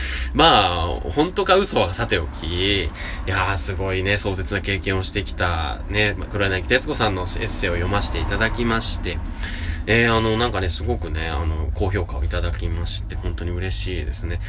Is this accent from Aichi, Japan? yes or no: yes; Nagoya, Aichi, Japan; accent: Nagoya dialect; 名古屋弁である